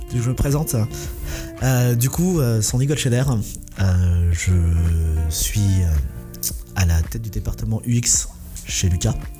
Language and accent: French; Essonne, Île-de-France, France; j'ai grandi dans l'Essonne